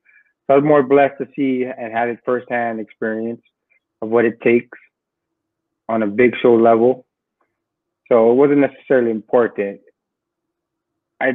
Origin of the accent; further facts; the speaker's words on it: Hawaii, United States; growing up in the Super Brawl back in Hawaii